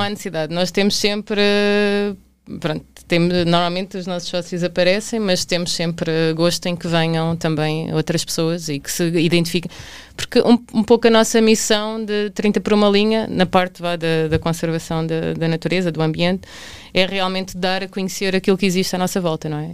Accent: Tomar, Centro, Portugal; eu sou de Tomar

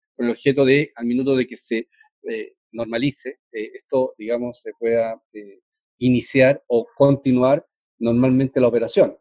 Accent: Chile; como chileno

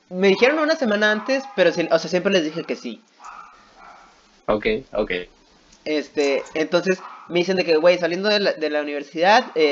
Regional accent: northern Mexico, Mexico; como norteño, obviamente yo pisteo furloco cada que se puede.

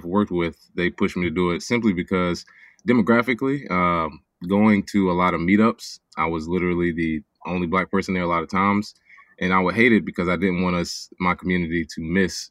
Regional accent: Charlotte, North Carolina, United States; my hometown of Charlotte, North Carolina

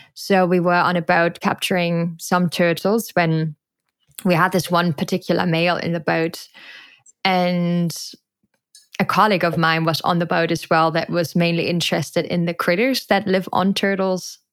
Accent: Germany; moved away as an adult; now in Costa Rica; I am not only from Germany, I was literally growing up in a very industrial area and super landlocked

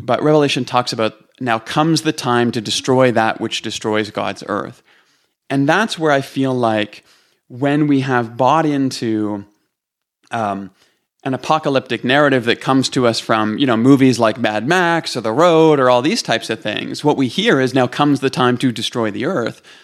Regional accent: Toronto, Ontario, Canada; moved away as an adult; now in Calgary, Canada; I'm from Canada. I'm from, um, east side of the country in Toronto

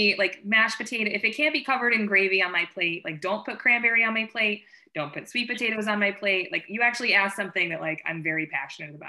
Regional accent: East Coast, United States; now in West Coast, United States; I love being from the East Coast and living on the West Coast

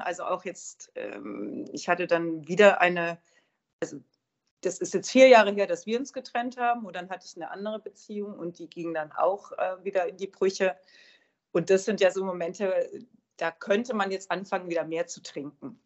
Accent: Hochschwarzwald, Baden-Württemberg, Germany; moved away; bei meinem Vater im Hochschwarzwald. Und das ist ja die Gegend, wo ich herkomme

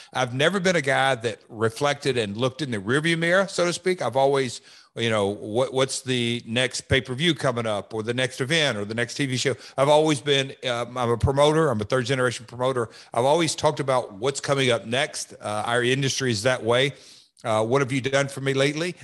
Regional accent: Hendersonville, Tennessee, United States; it's my hometown. I was born and raised here

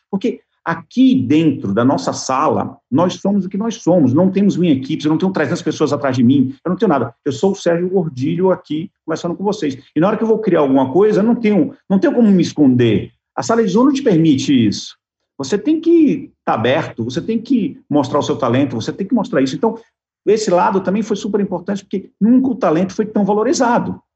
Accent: Bahia, Brazil; como bom baiano

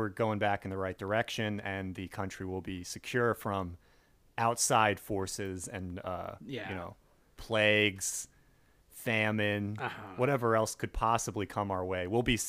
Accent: United States; I remember being a kid growing up in Clinton's America

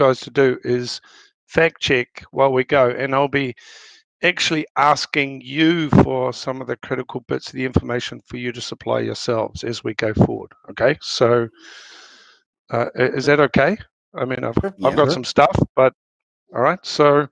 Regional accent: New Zealand; now in Denmark; I'm originally from New Zealand. And I now live in Denmark

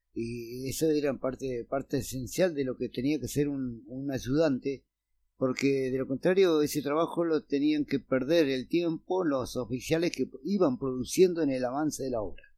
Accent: San Carlos de Bariloche, Río Negro, Argentina; yo nací en el barrio La Cumbre

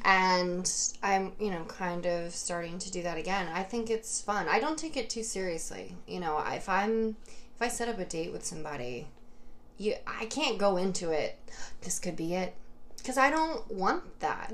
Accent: Fishkill, New York, United States; right outside of Fishkill

